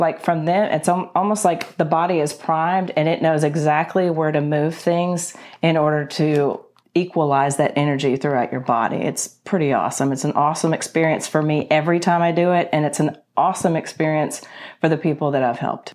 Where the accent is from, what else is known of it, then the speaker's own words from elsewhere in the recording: Paris, Tennessee, United States; moved away; also born or lived in Nashville, Tennessee / Alabama / Atlanta, Georgia; I was born in West Tennessee, in Paris, Tennessee, home of the world's largest fish fry